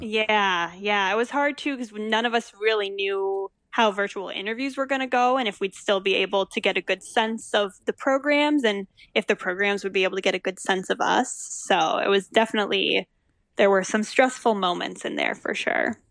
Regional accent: Stillwater, Minnesota, United States; moved away as an adult; also born or lived in Evanston, Illinois; I grew up in Stillwater, which is just north of the Twin Cities

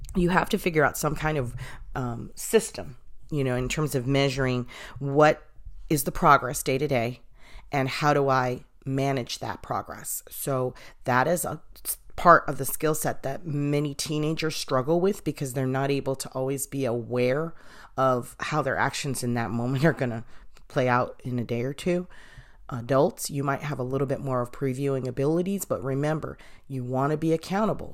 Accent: Boston, Massachusetts, United States; I'm from Boston.

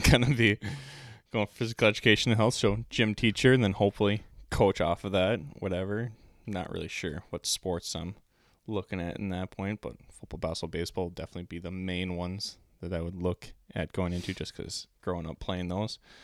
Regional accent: Pilgrim, Minnesota, United States; I grew up in Pilgrim, Minnesota

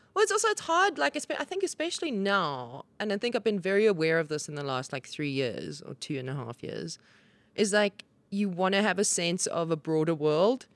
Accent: Johannesburg, Gauteng, South Africa; I grew up in the South and I went to school in the North.

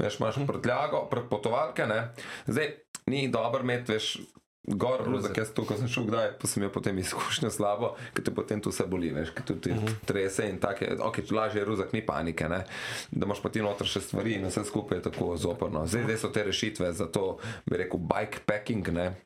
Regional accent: Slovenia; jaz sem iz Slovenije

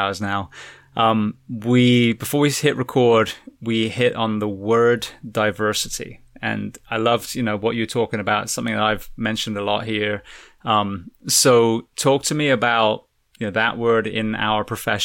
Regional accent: England, United Kingdom; moved away; also born or lived in California; I'm originally from England

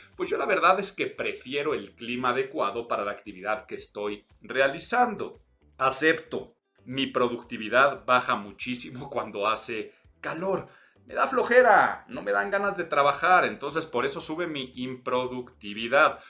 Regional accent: Mexico City, Mexico; soy chilango

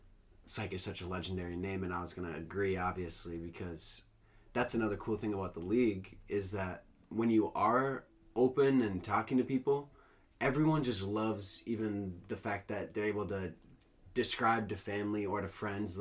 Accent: Minnesota, United States; Oh, did... fuck, we're all from Minnesota. We all like Minnesota sports.

